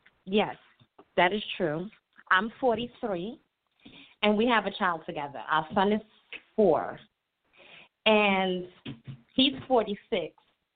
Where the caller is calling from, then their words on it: New York, United States; I'm calling from New York.